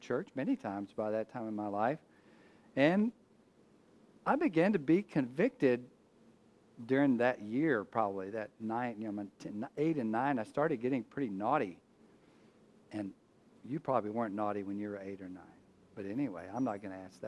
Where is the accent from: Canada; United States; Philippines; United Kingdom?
United States; Abilene, Texas; now in Houston, United States; I'm born a Texan. I was born in Abilene, Texas.